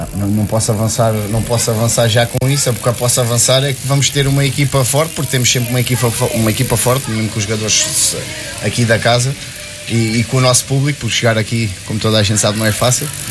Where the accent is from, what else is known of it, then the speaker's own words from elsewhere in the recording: Montijo, Setúbal, Portugal; aqui no clube da minha terra